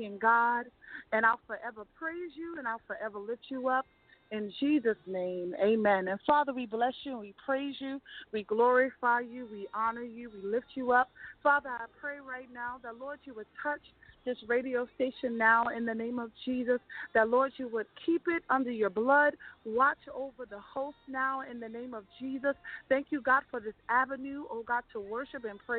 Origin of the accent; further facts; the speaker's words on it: Freeport, New York, United States; also born or lived in Queens, New York; I originally was born in Queens, but I was raised in Long Island